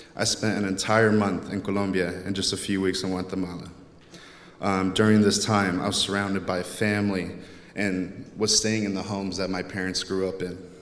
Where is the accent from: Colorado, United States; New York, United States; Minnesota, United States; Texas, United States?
Texas, United States; growing up in Texas